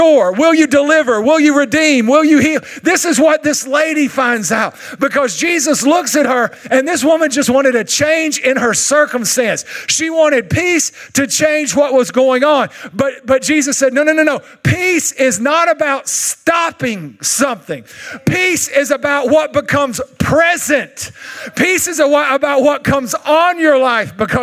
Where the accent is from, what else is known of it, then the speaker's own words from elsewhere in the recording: Longview, Texas, United States; accent: East Texan; I'm from Longview, and we don't really even speak English here. It's more a thing that we do called Texan, East Texan